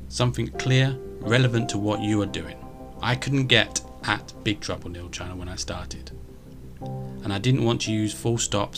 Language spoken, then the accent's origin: English; United Kingdom; I'm British and live in the UK